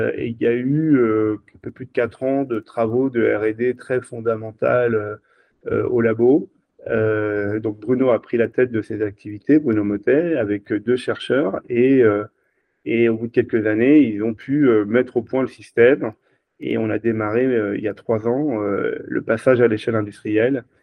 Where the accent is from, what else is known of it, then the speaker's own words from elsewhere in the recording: Brittany, France; On est des Bretons chez Switch Energy